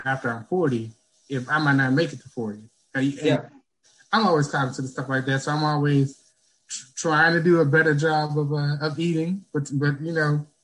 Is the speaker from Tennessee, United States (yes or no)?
no; Baton Rouge, Louisiana, United States; moved away; also born or lived in North Carolina; I'm originally from Baton Rouge, Louisiana